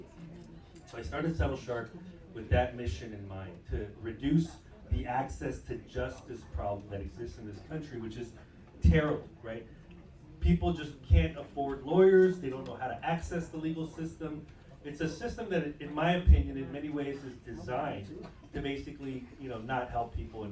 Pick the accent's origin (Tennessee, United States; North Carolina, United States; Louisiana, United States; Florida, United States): Florida, United States; Tallahassee; I'm from Tallahassee, Florida